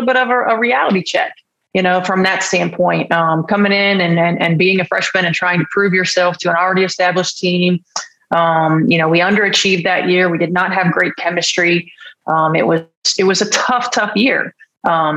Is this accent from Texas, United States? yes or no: no; near Purdue, Indiana, United States; I grew up near Purdue. I grew up about halfway between Purdue University and the University of Illinois